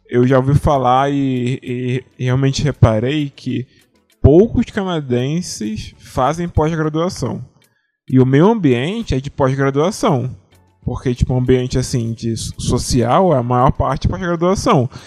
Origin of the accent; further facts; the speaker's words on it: Brazil; Por mim que eu sou brasileiro, quando eu encontro uma pessoa na rua que seja brasileiro